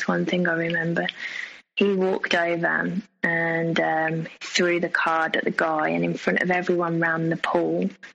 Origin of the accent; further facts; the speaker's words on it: England, United Kingdom; accent: English; my English accent